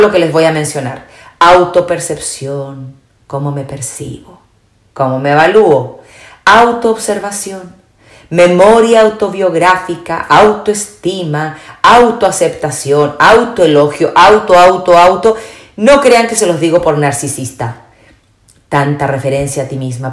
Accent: Chile; moved away as an adult; also born or lived in Spain; soy chilena, viví muchos años en España

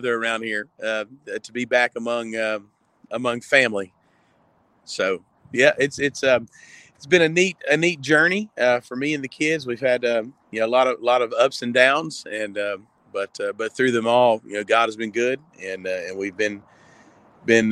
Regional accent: Fayette, Alabama, United States; also born or lived in Montgomery, Alabama / Northport, Alabama; I'm from Fayette originally, which is about 40 minutes north of here.

